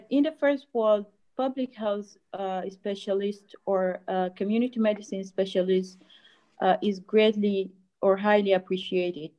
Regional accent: South Sudan; now in Egypt; from South Sudan, actually. We're not from Sudan

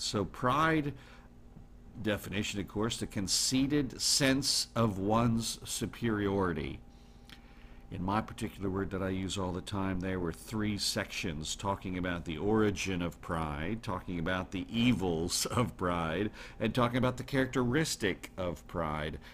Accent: United States; also born or lived in Netherlands; proud as an American.

